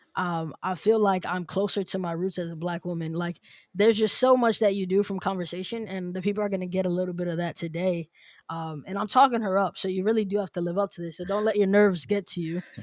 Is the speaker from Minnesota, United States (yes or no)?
no; New York City, New York, United States; moved away; I'm originally from New York City.